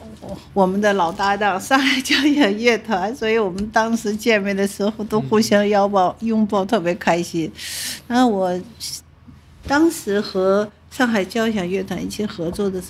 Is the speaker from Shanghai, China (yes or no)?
yes; Shanghai, China; 哎呀，难怪我是上海人，因为这次又有幸和 Anna 上海市重奏演奏